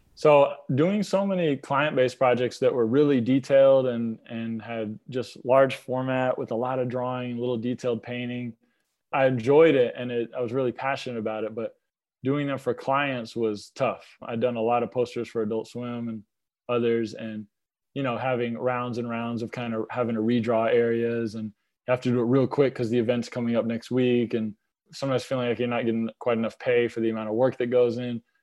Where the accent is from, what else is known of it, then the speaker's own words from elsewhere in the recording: Lilburn, Georgia, United States; also born or lived in New York / Atlanta; I grew up in Little Bern, Georgia.